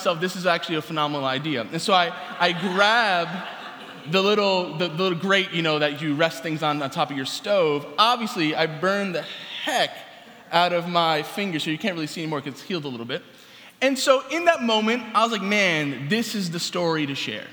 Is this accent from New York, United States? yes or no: yes; New York City, New York, United States; Growing up in New York City